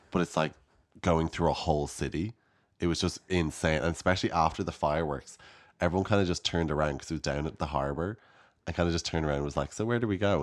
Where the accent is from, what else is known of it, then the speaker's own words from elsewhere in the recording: Ireland; as Irish people